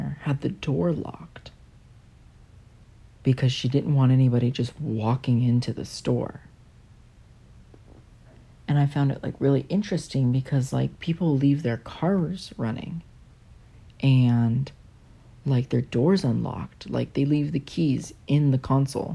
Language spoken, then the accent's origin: English; California, United States; we're from California